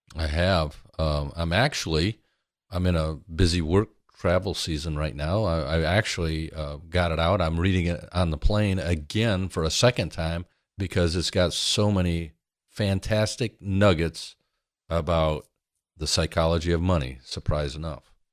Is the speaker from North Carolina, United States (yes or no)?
no; Michigan, United States; big family, we're from Michigan, Midwest